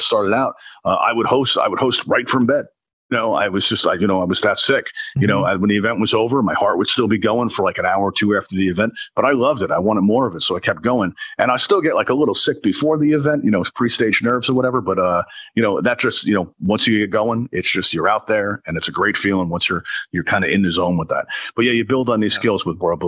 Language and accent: English; New York City, New York, United States; now in Pennsylvania, United States; I grew up in Brooklyn, New York, but I now live in Pennsylvania.